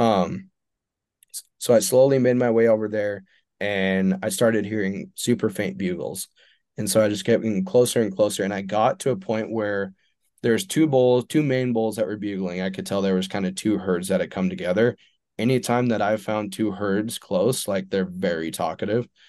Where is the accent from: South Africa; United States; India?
United States; Eastern Montana; I'm from Eastern Montana, I live in Western Montana now.